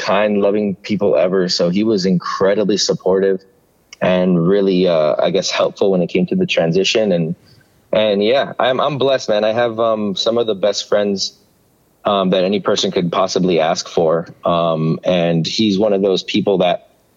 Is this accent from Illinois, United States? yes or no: no; Miami, Florida, United States; moved away as an adult; also born or lived in Maui, Hawaii; now in Tucson, United States; I was actually born and raised in Miami, Florida